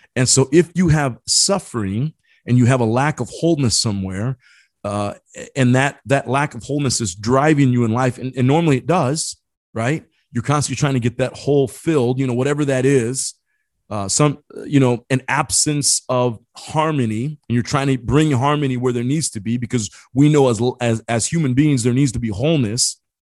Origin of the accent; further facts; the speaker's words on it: Indiana, United States; I grew up in Indiana